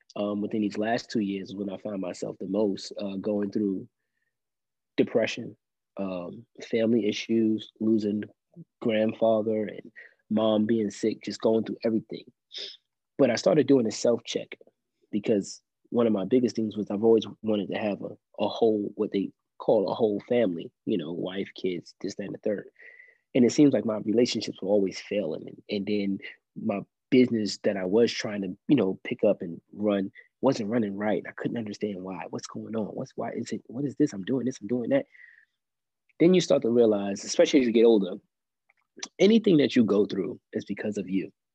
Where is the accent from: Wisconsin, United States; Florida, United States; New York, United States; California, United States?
New York, United States; New York City; now in Columbia, United States; I grew up in Brooklyn, New York, mostly, right? Actually, you know, a good percent of my life, right, until I moved down south.